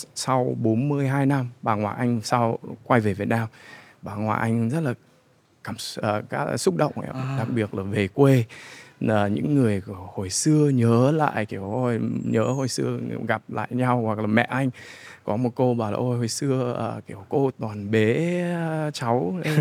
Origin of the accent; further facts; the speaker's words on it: United States; moved away as an adult; now in Vietnam; mình uh, sinh ra và lớn lên ở Mỹ